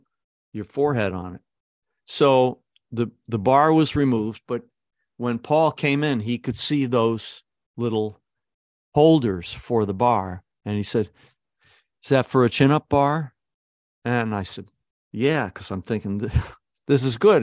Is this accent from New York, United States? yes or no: yes; Syracuse, New York, United States; also born or lived in Kew Gardens, Queens; I was a guy from Syracuse